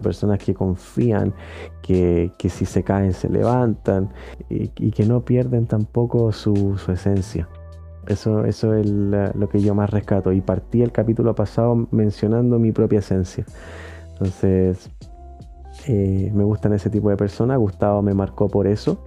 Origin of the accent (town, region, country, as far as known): Chile